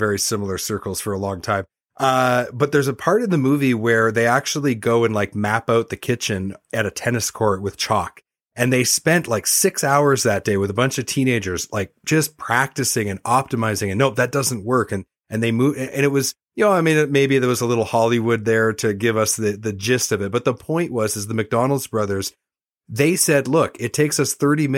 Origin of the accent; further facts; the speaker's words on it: Canada; also born or lived in Vancouver, Canada; as a Canadian, and I used to live in Vancouver and sell parts